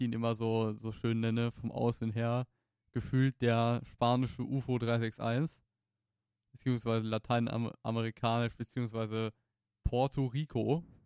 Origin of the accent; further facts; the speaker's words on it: Germany; mit dem Background, den wir als Deutsche haben